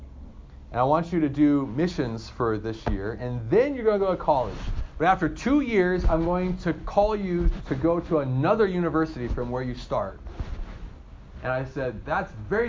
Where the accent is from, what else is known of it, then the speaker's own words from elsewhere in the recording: Hermiston, Oregon, United States; I'm from Eastern Oregon, a little town called Hermiston